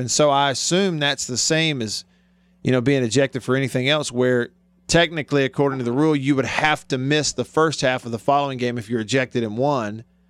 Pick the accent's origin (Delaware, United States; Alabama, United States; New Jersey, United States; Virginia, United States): Alabama, United States; Montgomery; moved away; a radio station in Alabama over in my home, near my hometown of Montgomery.